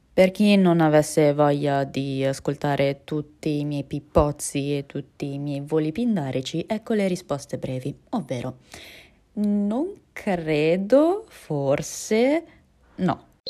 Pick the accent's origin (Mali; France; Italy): Italy; also born or lived in Russia; a livello di italianità ho la lingua banalmente, la cultura, le tradizioni, e la cittadinanza